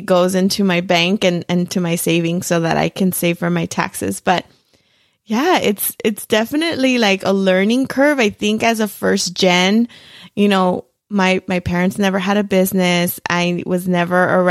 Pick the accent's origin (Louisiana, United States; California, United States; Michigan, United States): California, United States; now in Arizona, United States; I'm originally from California